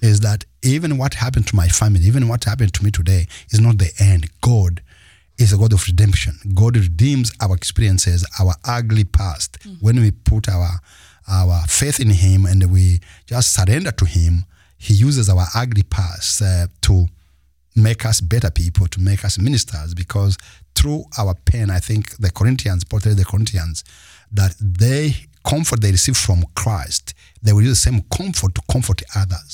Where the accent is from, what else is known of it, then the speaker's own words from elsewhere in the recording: Rwanda; first language Kinyarwanda; English is a second language; Rwanda, my mother tongue